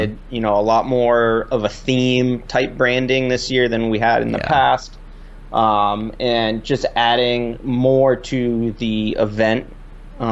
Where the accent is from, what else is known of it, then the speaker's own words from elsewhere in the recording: Vermont, United States; I'm from Vermont here, and born and raised here